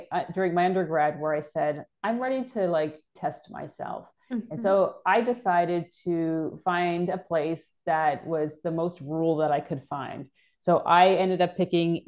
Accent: Toronto, Ontario, Canada; moved away; I'm originally from Canada. I grew up in Toronto.

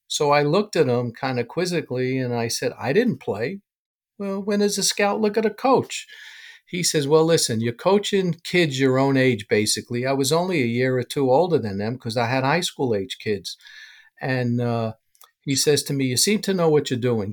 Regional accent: New York City, New York, United States; I grew up in New York

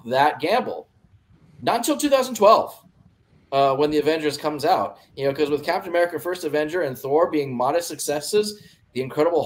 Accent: California, United States; moved away as an adult; also born or lived in Sacramento / Colorado; now in Dayton, United States; I'm from California originally

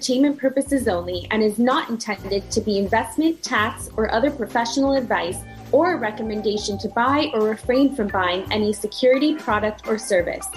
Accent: Canada; also born or lived in United States; now in Dubai, United Arab Emirates; So I'm Canadian, but I am a U.S. lawyer.

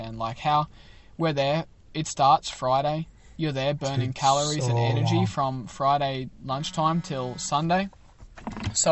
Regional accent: Australia; now in United States

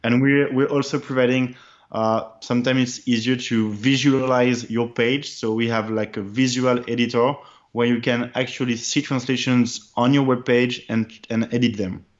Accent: France; I'm French, my first language in my brother preference is French

